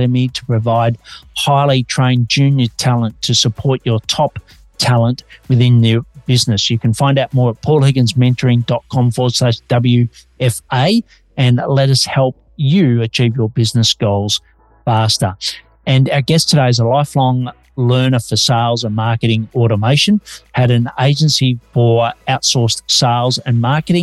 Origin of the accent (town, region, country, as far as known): Australia; now in Melbourne, Australia